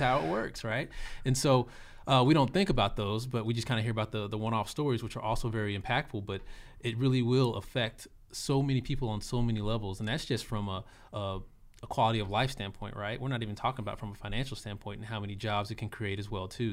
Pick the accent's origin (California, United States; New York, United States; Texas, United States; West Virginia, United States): Texas, United States; Austin; also born or lived in Arlington, Texas; I am born and raised in Austin, Texas, South Austin